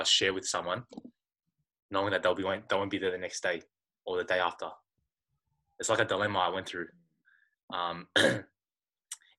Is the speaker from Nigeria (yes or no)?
no; Australia; I'm from Australia